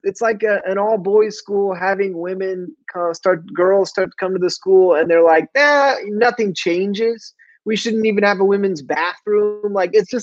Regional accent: Mid Missouri, United States; I'm from Mid Missouri

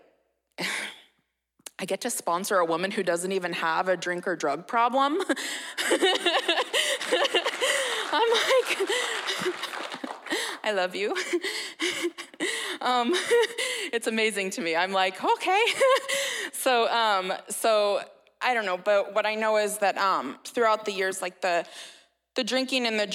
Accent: Red Bluff, California, United States; I was born and raised in Red Bluff

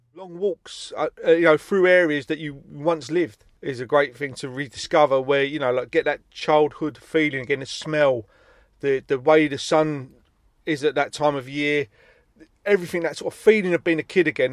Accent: Stockwell, London, United Kingdom; where I grew up in Stockwell

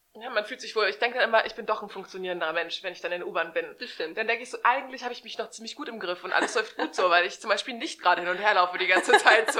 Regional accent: Hamburg, Germany; ich komme ja aus Hamburg, aus der schönsten Stadt der Welt

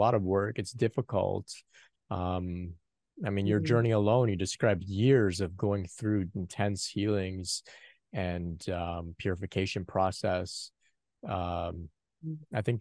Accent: Canada; a young man from North America. Of course, I'm from Canada

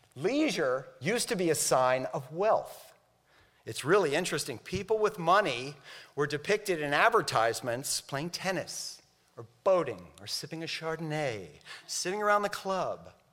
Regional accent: Miami, Florida, United States; I grew up in Miami

